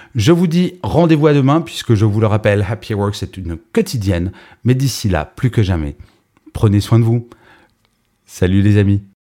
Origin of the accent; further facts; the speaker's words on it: France; je suis français